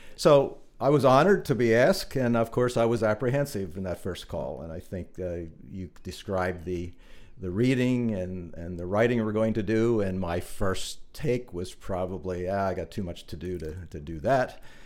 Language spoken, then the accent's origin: English; New Holland, Pennsylvania, United States; also born or lived in Blue Ball; I was born in New Holland. I spent all of my growing up years in New Holland and Blue Ball